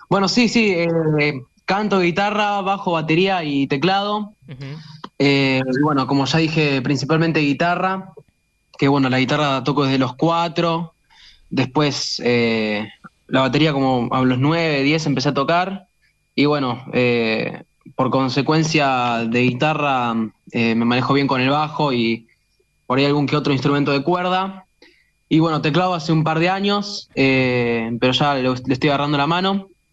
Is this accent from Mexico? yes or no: no; Quilmes, Buenos Aires Province, Argentina; yo soy de Quilmes